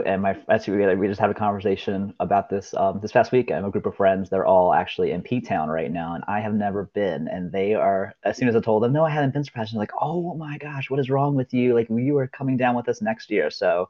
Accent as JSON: {"language": "English", "town": "Ocean City", "region": "Maryland", "country": "United States", "tie": "born or raised there", "lives_now": "Rehoboth Beach, United States", "said": "I grew up in Ocean City. And then, of course, as I got older, I realized there's a town right next to it called Rehoboth Beach with a lot more of a gay scene. And now I'm in Rehoboth."}